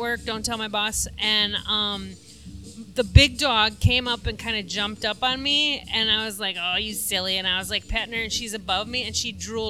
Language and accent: English; Sunfish Lake, Minnesota, United States